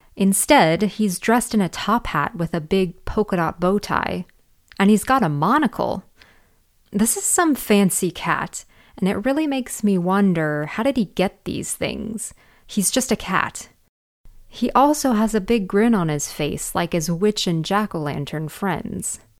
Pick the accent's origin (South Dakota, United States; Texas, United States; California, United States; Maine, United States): California, United States; Northern; where I grew up in Northern California